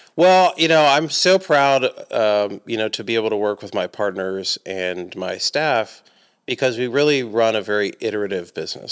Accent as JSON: {"language": "English", "town": "Atlanta", "region": "Georgia", "country": "United States", "tie": "born or raised there", "moved": "yes", "lives_now": "Johnson City, United States", "said": "I grew up, I'm from Atlanta"}